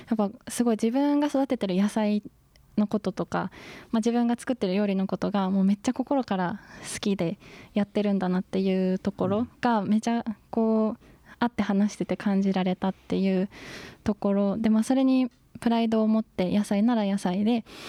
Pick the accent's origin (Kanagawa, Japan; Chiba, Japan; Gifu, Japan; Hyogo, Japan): Gifu, Japan; Gero; moved away as an adult; also born or lived in Tochigi; 岐阜県の下呂市